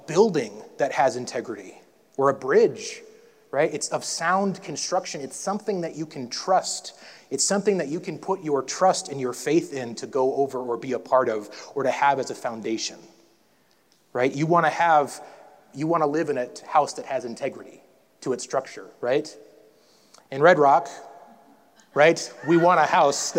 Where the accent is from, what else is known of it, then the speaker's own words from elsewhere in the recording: North Dakota, United States; when I grew up in North Dakota